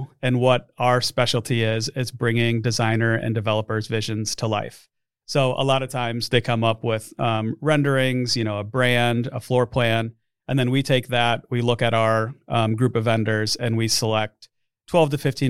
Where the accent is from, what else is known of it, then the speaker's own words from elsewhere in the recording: Omaha, Nebraska, United States; And as far as Omaha, I grew up here in Omaha. So I went to school in Lincoln, only an hour away. I've never lived anywhere else besides Nebraska.